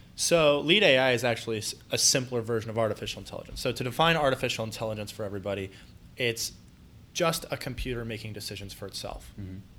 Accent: Columbus, Ohio, United States; also born or lived in Mansfield; born and raised in Columbus

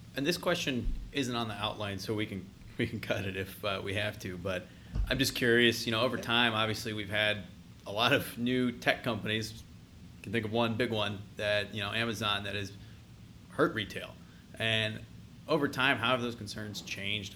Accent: California, United States; moved away as an adult; now in Columbus, United States; I grew up in California

